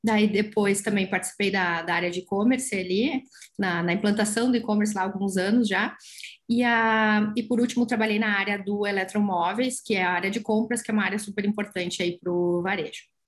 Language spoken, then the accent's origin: Portuguese; São Jerônimo, Rio Grande do Sul, Brazil; eu sou de, de São Jerônimo, na época morava lá ainda.